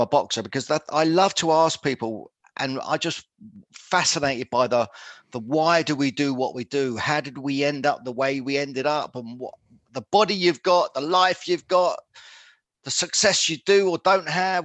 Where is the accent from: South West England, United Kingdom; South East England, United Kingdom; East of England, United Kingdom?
East of England, United Kingdom; Luton; I'm born and bred in Luton in Bedfordshire